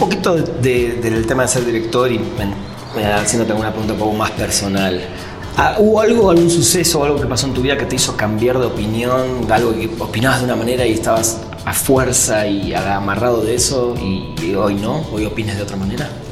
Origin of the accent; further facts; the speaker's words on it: Argentina; moved away as an adult; now in Mexico; yo lo, lo viví en Argentina